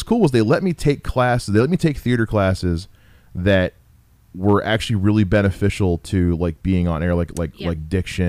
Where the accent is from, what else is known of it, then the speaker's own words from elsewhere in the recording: Ohio, United States; moved away; also born or lived in Southern United States; I'm from Ohio, but I lived down south for a number of years